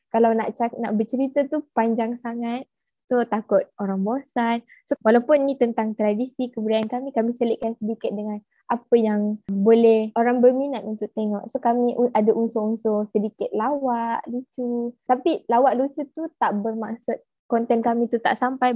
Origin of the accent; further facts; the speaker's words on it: Kuala Rompin, Pahang, Malaysia; saya merupakan orang asli suku kaum Jakun yang berasal dari Kuala Rompin, Pahang.